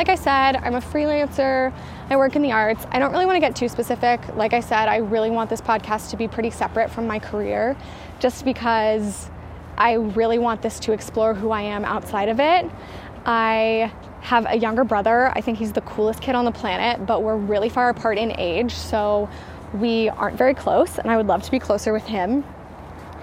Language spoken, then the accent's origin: English; the South, United States; I am from the South